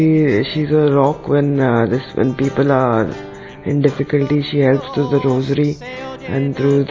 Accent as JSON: {"language": "English", "country": "India", "said": "I'm from India and I'm 17."}